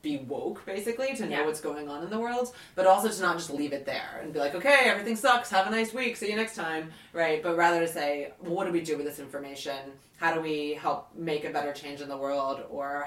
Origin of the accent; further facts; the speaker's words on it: Southern Virginia, United States; moved away; also born or lived in England; I grew up in Virginia, in Southern Virginia